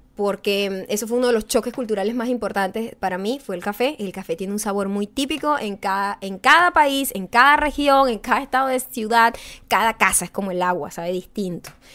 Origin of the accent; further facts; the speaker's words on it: Venezuela; now in United States; Uno cuando es latino y un latino venezolano sabe esto